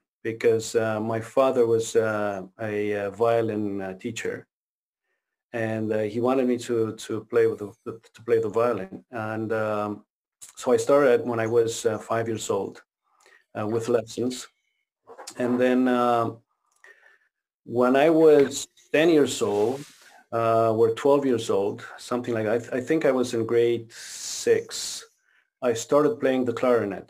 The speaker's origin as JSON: {"language": "English", "country": "Romania", "tie": "born or raised there", "also_born_or_lived": "Quebec, Canada", "second_language": "English", "moved": "yes", "lives_now": "Ontario, Canada", "said": "I grew up in Romania"}